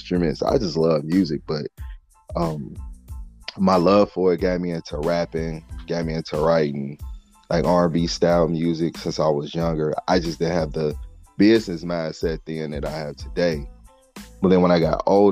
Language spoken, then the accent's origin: English; Midwest, United States; I'm from the Midwest